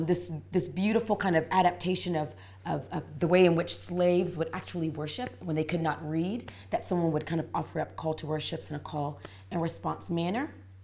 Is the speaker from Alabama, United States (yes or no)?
no; Raleigh, North Carolina, United States; I'm from Raleigh, North Carolina.